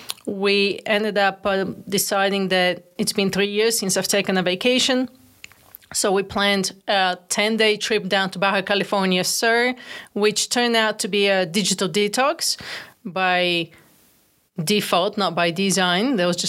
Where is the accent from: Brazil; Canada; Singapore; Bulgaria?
Bulgaria; now in United States; I'm originally from Bulgaria, actually. First generation immigrant to the United States. Came all alone with two bags of clothes and big dreams and big ambitions.